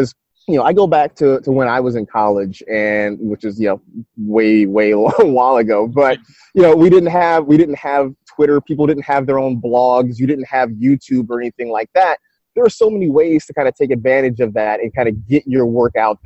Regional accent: San Francisco, California, United States; I grew up kind of in the San Francisco area

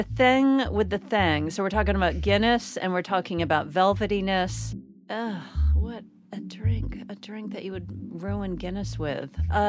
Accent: United States; I'm from America

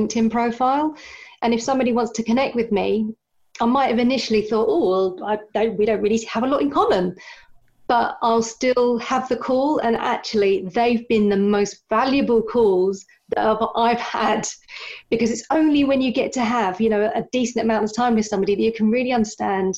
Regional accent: London, United Kingdom; I grew up in North London

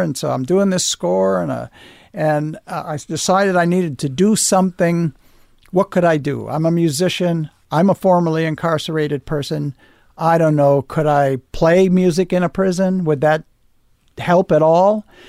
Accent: United States; But I'm an American. I live here.

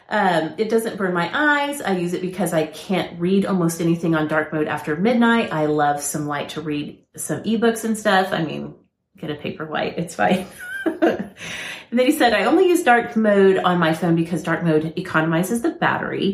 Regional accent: Oklahoma, United States; I was raised in Oklahoma too

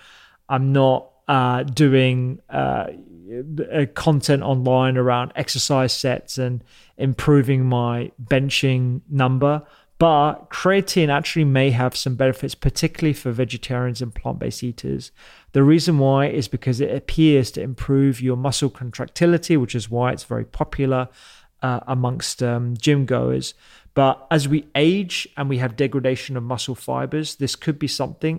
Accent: India; I'm not just saying that because I'm Indian and I want it to be

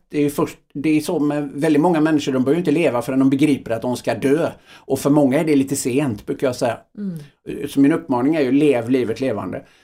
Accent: Öckerö, Västra Götaland, Sweden; jag tror att jag är uppväxt i, eh, på Öckerö då, ett litet samhälle.

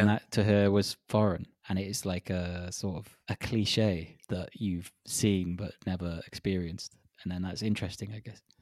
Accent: Wales, United Kingdom; now in Prague, Czechia; as a Welshman.

